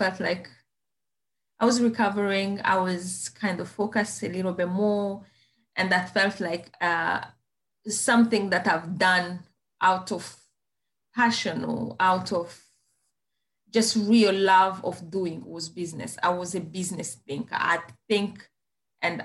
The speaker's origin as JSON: {"language": "English", "country": "Rwanda", "second_language": "English", "moved": "as an adult", "lives_now": "Plymouth, United Kingdom", "said": "I come from Rwanda"}